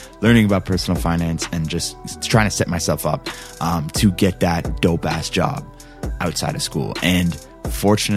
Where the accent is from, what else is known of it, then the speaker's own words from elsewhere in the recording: Canada; I'm Canadian